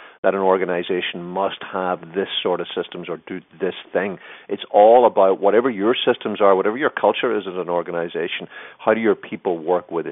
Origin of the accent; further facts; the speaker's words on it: Ireland; moved away; I was living in Ireland at the time, being Irish